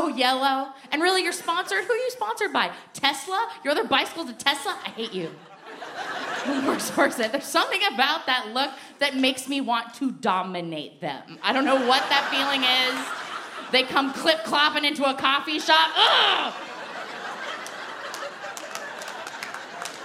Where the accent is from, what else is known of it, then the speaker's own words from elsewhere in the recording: Portland, Oregon, United States; I'm from Portland, Oregon